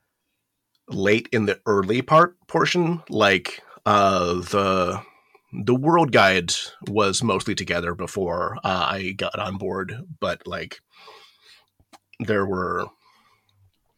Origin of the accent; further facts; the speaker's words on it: Okinawa, Japan; moved away; also born or lived in United States; I was I was partially raised in Japan. I grew up there in Okinawa